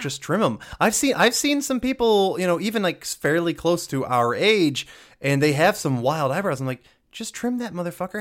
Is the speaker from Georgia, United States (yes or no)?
yes; Georgia, United States; I grew up from Georgia